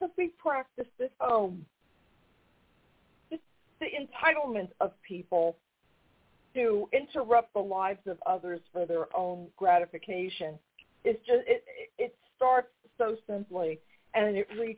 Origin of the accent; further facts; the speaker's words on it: New York, United States; now in North Carolina, United States; I'm from New York, and we moved down here many, many years ago